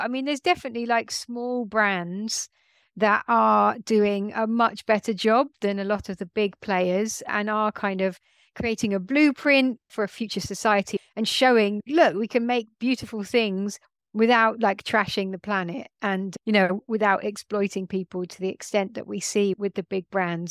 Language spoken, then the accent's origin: English; London, United Kingdom; I grew up in London